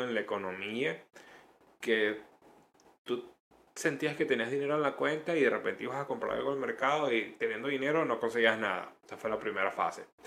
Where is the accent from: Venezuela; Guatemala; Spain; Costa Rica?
Venezuela; moved away; also born or lived in Chile; todos los venezolanos